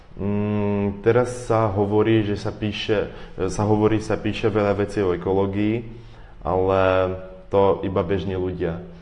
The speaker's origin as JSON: {"language": "Slovak", "country": "Ukraine", "also_born_or_lived": "Russia", "second_language": "Slovak", "moved": "yes", "said": "ja som tiež Ukrajinec"}